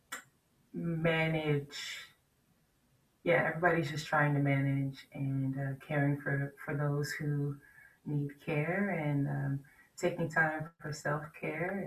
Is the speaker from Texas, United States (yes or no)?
no; Washington, District of Columbia, United States; I'm from Washington, D.C.